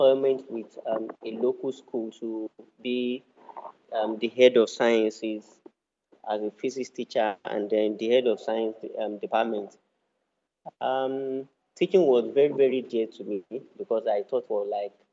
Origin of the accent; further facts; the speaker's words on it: Osun, Nigeria; I'm from Osun State in Nigeria.